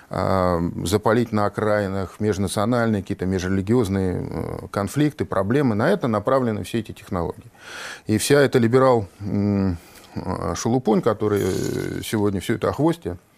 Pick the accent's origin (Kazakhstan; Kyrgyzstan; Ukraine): Kyrgyzstan; Northern Kyrgyzstan; Мы, киргизи, делимся на северян и южан. Я северянин, южане ближе к узбекам.